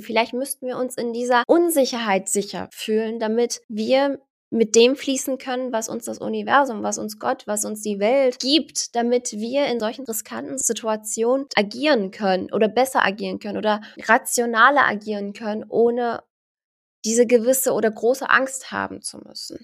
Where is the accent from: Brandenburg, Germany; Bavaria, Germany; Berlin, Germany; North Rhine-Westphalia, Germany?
Berlin, Germany; ich bin zwar in Deutschland geboren, ich bin gebürtige Berlinerin